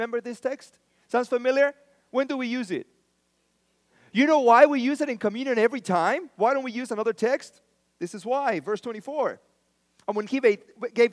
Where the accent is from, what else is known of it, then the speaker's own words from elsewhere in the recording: Mexico; now in United States; I was born in Mexico.